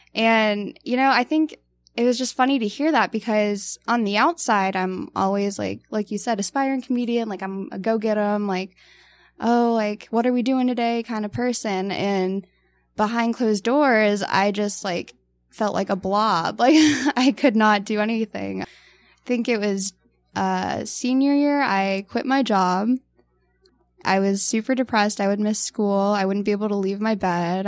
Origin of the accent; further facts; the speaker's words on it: Tucson, Arizona, United States; I'm from Tucson